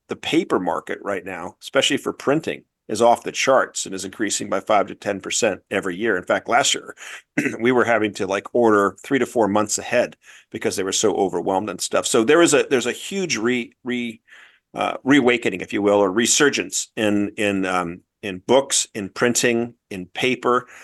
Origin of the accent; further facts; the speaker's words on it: Newport Beach, California, United States; moved away as an adult; also born or lived in Wellesley, Massachusetts; I grew up in Corona del Mar, uh, which is in Newport Beach, Southern California.